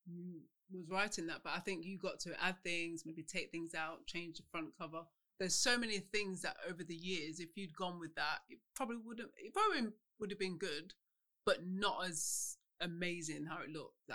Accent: Midlands, United Kingdom; now in London, United Kingdom; I'm a Midlander. I've been here.

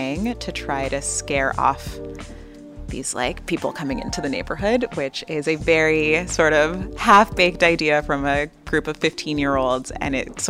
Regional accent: Los Angeles, California, United States; I grew up here in South Central Los Angeles

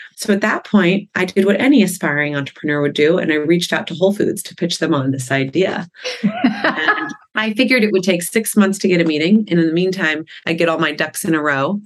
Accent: Malibu, California, United States; growing up in Malibu

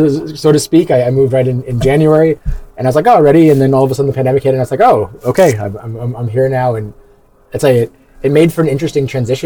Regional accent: New York, United States; moved away; originally I'm an American. I'm from New York

